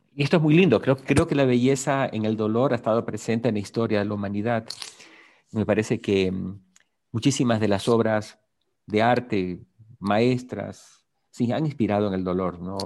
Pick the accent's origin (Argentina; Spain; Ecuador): Ecuador; Guayaquil, Guayas; also born or lived in Puerto Viejo (Portoviejo), Ecuador; yo nací en Guayaquil